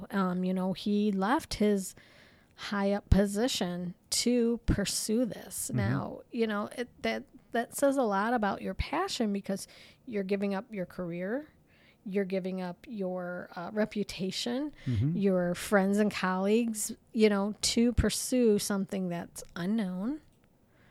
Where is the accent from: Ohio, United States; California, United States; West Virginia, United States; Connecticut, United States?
Ohio, United States; We're from Ohio, but we're here in Sault